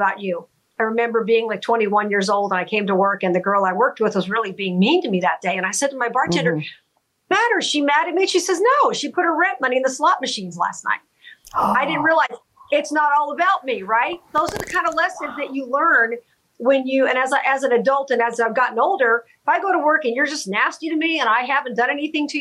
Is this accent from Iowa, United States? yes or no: no; Las Vegas, Nevada, United States; my hometown